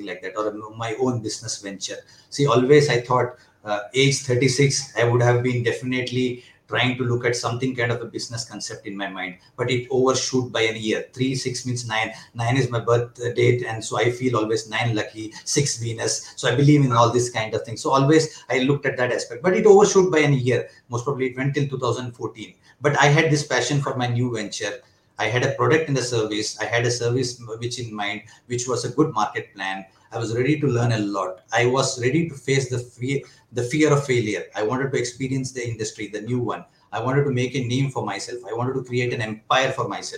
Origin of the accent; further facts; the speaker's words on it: Mumbai, Maharashtra, India; moved away as an adult; also born or lived in Kerala; now in Bangalore, India; I have my roots from Kerala. I was born and brought up in Mumbai.